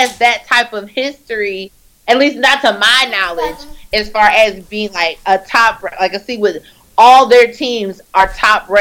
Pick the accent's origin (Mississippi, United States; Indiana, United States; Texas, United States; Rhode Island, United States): Indiana, United States; Richmond; now in Indianapolis, United States; I was born and raised in Indiana